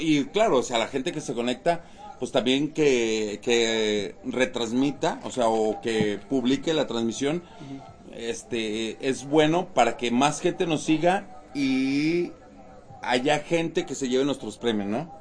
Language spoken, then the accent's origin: Spanish; Mexico; todos lo llevamos como mexicanos